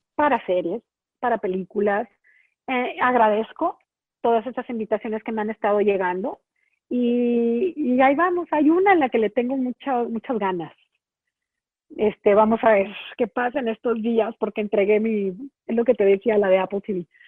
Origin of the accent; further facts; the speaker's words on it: Mexico; moved away; also born or lived in Chicago; yo era la única mexicana